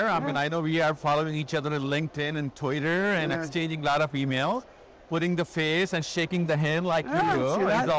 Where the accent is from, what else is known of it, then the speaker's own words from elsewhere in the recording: Pakistan; now in United States; So I'm actually from Pakistan.